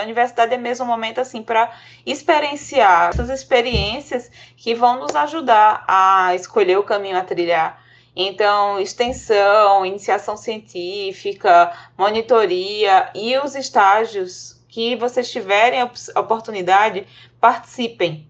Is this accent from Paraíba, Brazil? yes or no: yes; João Pessoa, Paraíba, Brazil; eu sou de João Pessoa, fui para São Paulo